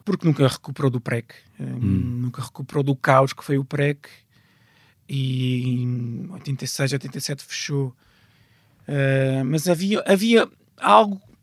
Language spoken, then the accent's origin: Portuguese; Loures, Lisbon, Portugal; also born or lived in Odivelas; o meu bairro, é um, Portela da Azóia, Santiria da Azóia, ao pé de Pires Costo, Jerónimo de Souza, toda a gente lá passou porque eu nasci a 20 metros da A1